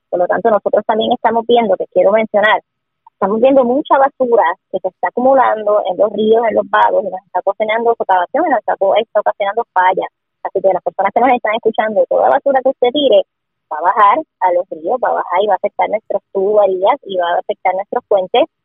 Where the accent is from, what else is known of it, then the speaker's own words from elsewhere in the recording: Sabana Grande, Puerto Rico; mi esposo es de Corozal, así que yo soy también del campo y también soy de Sabana Grande y estoy en el barrio La Torre, en el campo